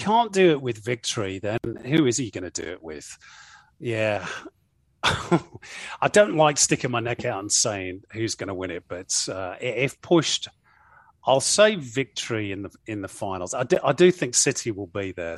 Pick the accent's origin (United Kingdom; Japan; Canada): United Kingdom; Manchester, North West England; now in New South Wales, Australia; I'm from Manchester